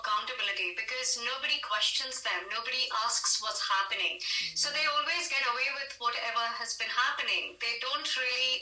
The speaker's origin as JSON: {"language": "English", "country": "India", "said": "as an Indian"}